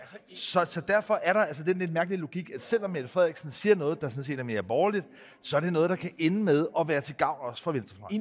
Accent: Greenland; jeg selv er født i Grønland

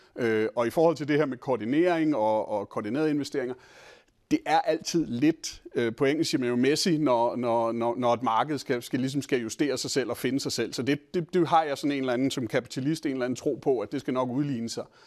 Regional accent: Denmark; som danskere

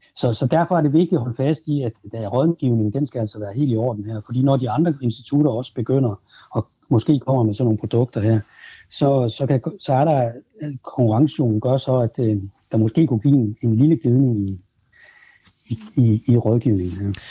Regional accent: Denmark

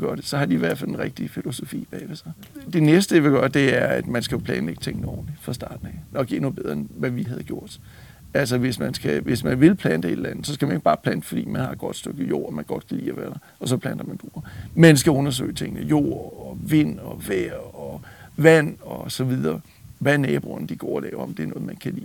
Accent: Denmark; moved away as an adult; now in United States; Født og opvokset i Danmark, uddannet i Danmark

